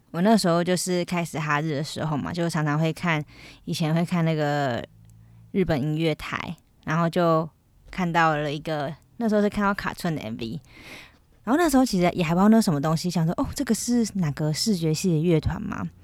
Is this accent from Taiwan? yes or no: yes; Taiwan; 身为台湾人，身为台湾人真的是很幸福、很幸运的一件事情